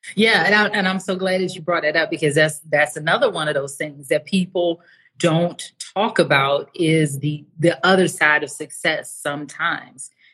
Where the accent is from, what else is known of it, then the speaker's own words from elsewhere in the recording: Washington, District of Columbia, United States; moved away as an adult; also born or lived in Atlanta, Georgia; now in Mexico; I'm from the United States was r- raised in the DC area, lived for the last 16 years in Atlanta before I moved to Mexico